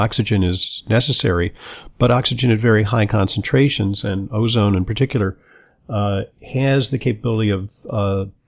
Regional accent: Los Angeles, California, United States; I grew up in Los Angeles

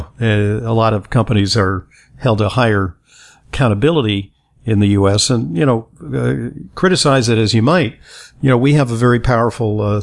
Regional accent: New York City, New York, United States; I'm from New York City

